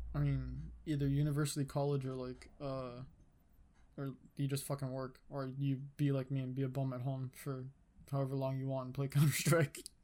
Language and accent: English; Canada; I'm Canadian